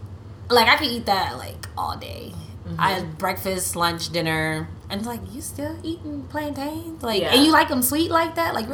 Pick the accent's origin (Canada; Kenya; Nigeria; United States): Nigeria; Well, they're I'm Nigerian.